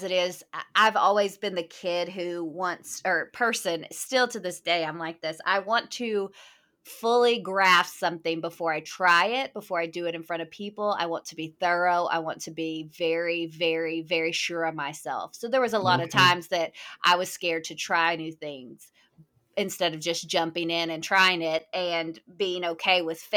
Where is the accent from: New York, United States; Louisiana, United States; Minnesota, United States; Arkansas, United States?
Arkansas, United States; Hot Springs; I was raised about an hour from where I live now in Hot Springs, Arkansas